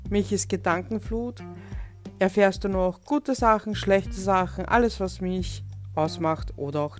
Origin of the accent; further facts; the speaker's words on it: Vienna, Austria; werde 36 Jahre alt, bin aus Wien